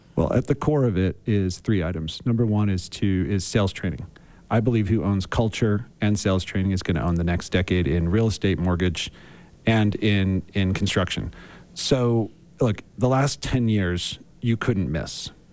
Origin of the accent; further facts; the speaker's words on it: Philadelphia, Pennsylvania, United States; I grew up in Philadelphia